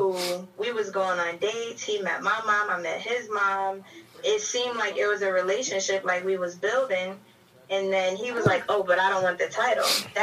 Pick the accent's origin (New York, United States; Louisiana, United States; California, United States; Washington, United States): New York, United States; New York City; also born or lived in Bronx; I'm in the Bronx, but I'm from Brooklyn